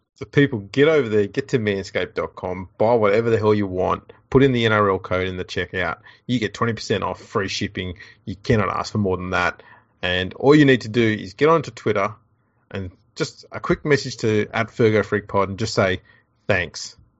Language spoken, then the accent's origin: English; Australia; I lived in Australia